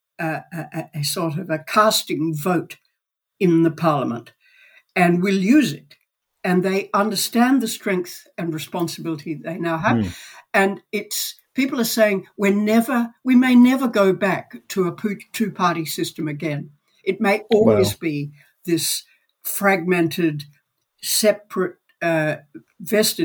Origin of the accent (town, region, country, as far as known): Australia